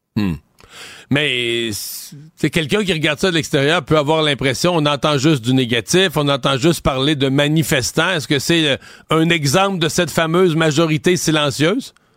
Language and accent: French; Cacouna, Quebec, Canada; j'ai grandi à Kakuna, le village d'à côté